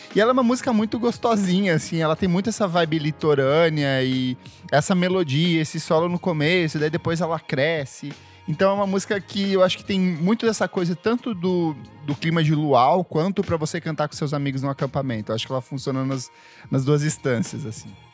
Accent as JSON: {"language": "Portuguese", "town": "Itaipulândia", "region": "Paraná", "country": "Brazil", "tie": "born or raised there", "also_born_or_lived": "São Paulo", "moved": "yes", "said": "eu cresci em Taipulândia"}